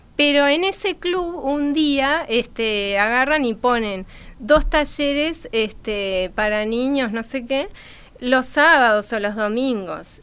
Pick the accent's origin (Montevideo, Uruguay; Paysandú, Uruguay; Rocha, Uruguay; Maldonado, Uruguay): Montevideo, Uruguay; nací acá en Montevideo.